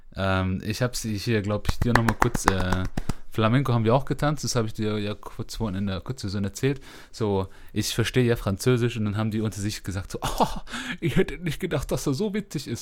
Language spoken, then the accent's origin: German; Germany; die wir als äh, Deutsche über euch haben